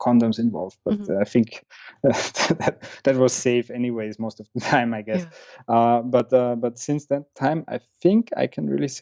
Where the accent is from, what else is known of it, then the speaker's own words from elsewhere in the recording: Vienna, Austria; moved away as an adult; I was born and raised in Vienna